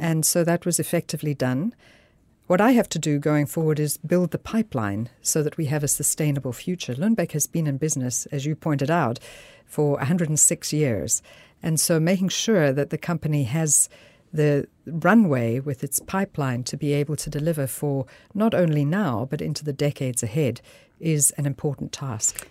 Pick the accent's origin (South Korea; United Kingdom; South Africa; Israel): South Africa; moved away as an adult; also born or lived in Switzerland / United States; now in Denmark; I'm a physician from South Africa, born to Scottish parents who emigrated to Africa